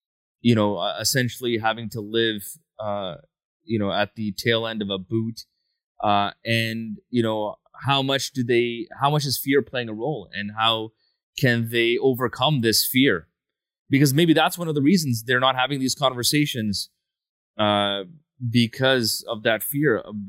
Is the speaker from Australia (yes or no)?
no; Canada; for somebody being born and raised in Canada